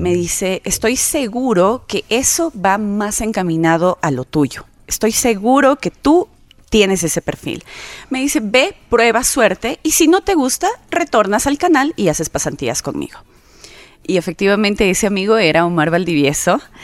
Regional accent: Quito, Pichincha, Ecuador; also born or lived in Saraguro; como he vivido tantos años en Quito, soy más quiteña que sarumeña

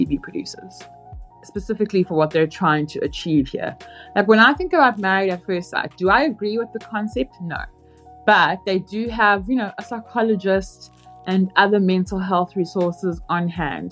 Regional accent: South Africa; now in United States; As a South African in America

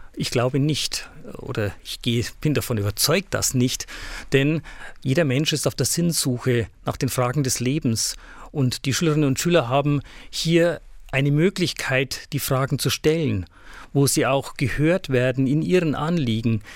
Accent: Hilpoltstein, Bavaria, Germany; also born or lived in Augsburg; now in Ingolstadt, Germany; Ich stamme aus der Diözese Eichstätt, aus Hilpolstein genauer gesagt, wurde da groß

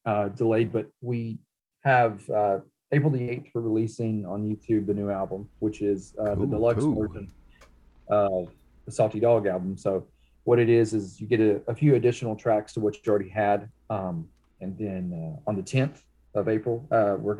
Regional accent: Cherokee, North Carolina, United States; also born or lived in Hickory, North Carolina; now in Cleveland, United States; I'm from Cherokee, North Carolina, okay. And then, since lived pretty much kind of downward, so Hickory, North Carolina, and now in Cleveland, North Carolina.

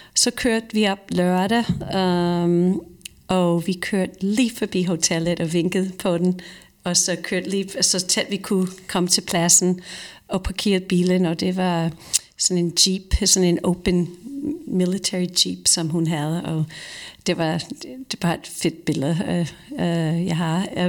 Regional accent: Croton-on-Hudson, New York, United States; Danish is a second language; now in Denmark; i min hjemby, Croton, som du lige nævnte, um, det ligger lige ved siden af uh, … by, som hedder Cold Springs, eller Beacon, New York.

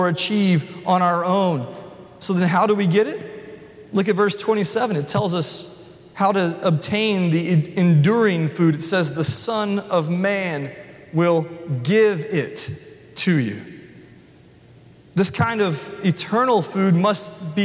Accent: the South, United States; I thought I was from the South

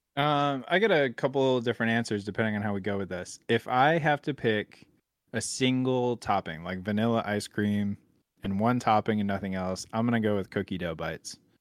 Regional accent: Buffalo, New York, United States; also born or lived in the South (US); now in Southern United States; I'm from Buffalo, New York, and that's, like, ice cream heaven

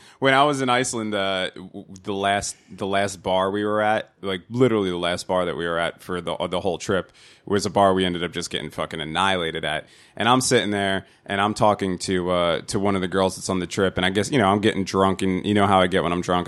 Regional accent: New Jersey, United States; accent: nasally Jersey; my stupid nasally Jersey accent

